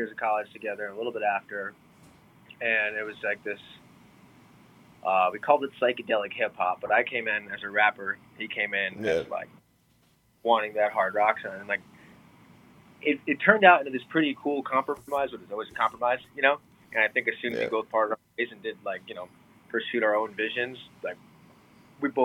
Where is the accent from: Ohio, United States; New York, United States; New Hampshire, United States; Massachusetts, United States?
New York, United States; moved away; I'm originally from New York